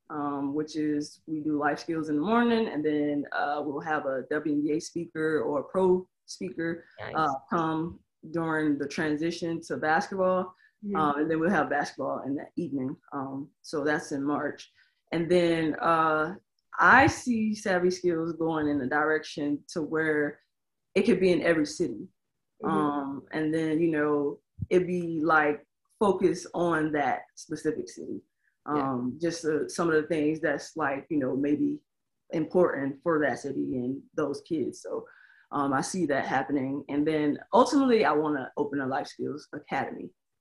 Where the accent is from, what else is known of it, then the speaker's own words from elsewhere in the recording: Tampa, Florida, United States; I am from Tampa.